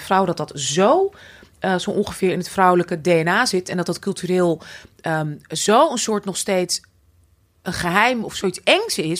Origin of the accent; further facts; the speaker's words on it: Amsterdam, North Holland, Netherlands; ik ben natuurlijk opgegroeid in Amsterdam.